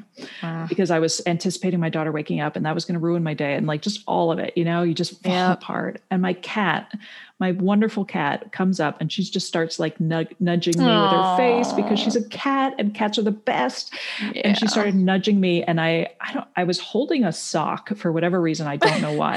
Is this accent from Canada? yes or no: yes; Canada; I grew up in Canada, so you don't have to take SATs or anything